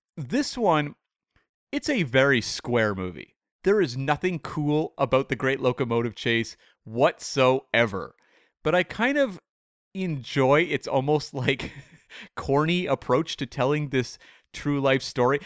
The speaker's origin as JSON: {"language": "English", "country": "Canada", "said": "as a Canadian"}